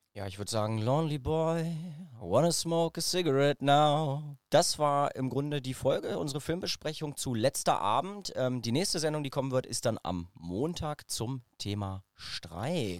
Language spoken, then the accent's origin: German; Braunschweig, Lower Saxony, Germany; ich bin in Braunschweig aufgewachsen